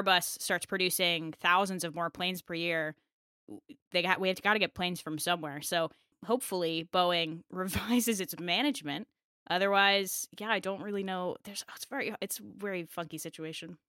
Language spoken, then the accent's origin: English; United States